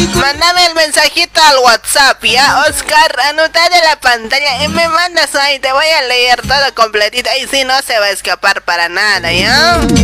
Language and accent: Spanish; Bolivia; moved away as an adult; now in Argentina; Yo soy de Bolivia y seré de Bolivia. Por más que viva aquí años